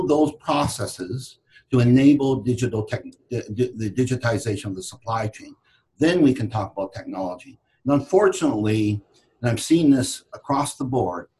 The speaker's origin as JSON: {"language": "English", "country": "Canada", "tie": "born or raised there", "moved": "as an adult", "lives_now": "United States", "said": "I was born and raised in Canada and moved to the United States in 93"}